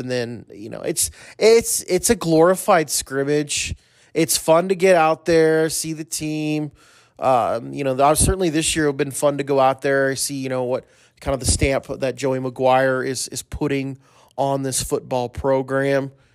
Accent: Corpus Christi, Texas, United States; Corpus Christi. That's my hometown. That's where I was born.

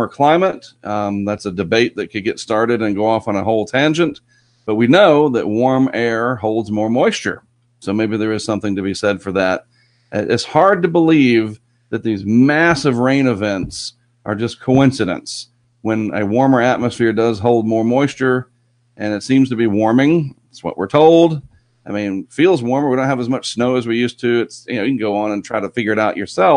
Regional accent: New Bern, North Carolina, United States; also born or lived in Durham, North Carolina; I grew up in New Bern

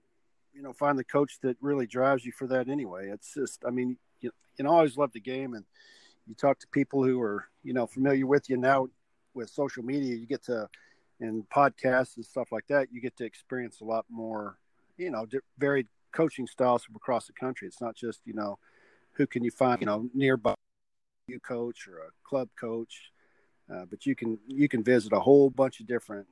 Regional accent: Lake Dallas, Texas, United States; I grew up in Lake Dallas, a small town

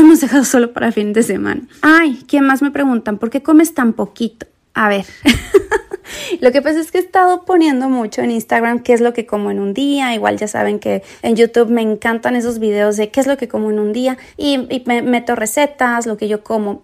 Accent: Mexico; now in United States; yo soy mexicana, ¿verdad? Pero bueno, yo vivo en Estados Unidos

